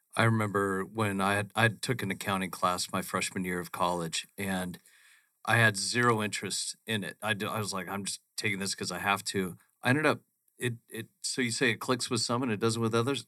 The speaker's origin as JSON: {"language": "English", "town": "Phoenix", "region": "Arizona", "country": "United States", "tie": "born or raised there", "said": "growing up in Phoenix, we are on a grid system"}